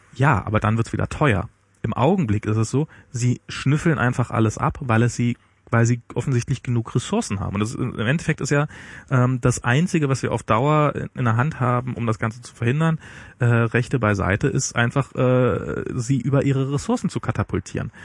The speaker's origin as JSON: {"language": "German", "region": "East Germany", "country": "Germany", "said": "bei mir als Ossi"}